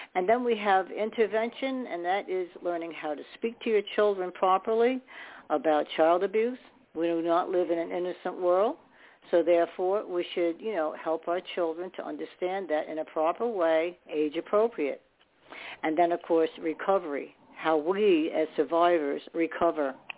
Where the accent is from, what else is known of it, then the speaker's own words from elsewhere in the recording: New York City, New York, United States; I was born in New York too